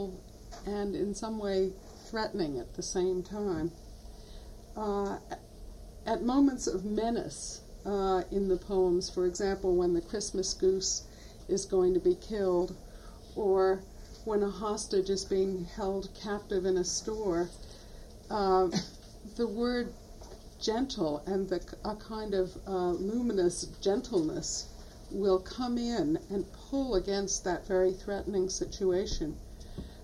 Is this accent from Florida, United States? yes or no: no; New York, United States; moved away as an adult; now in Houston, United States; this is my old neighborhood. I'm a New Yorker, and my old apartment is around the corner